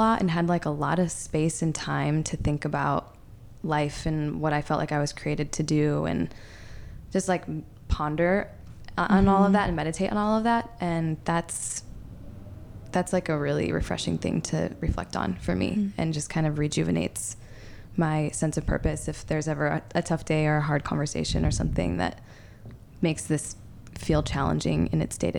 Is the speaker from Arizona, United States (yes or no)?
no; Detroit, Michigan, United States; also born or lived in Chattanooga, Tennessee; I love that I grew up in Detroit, and that's really where I spent the majority of my life.